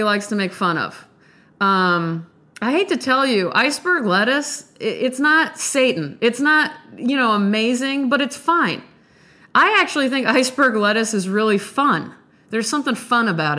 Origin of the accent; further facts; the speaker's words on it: Nebraska, United States; I'm from Nebraska.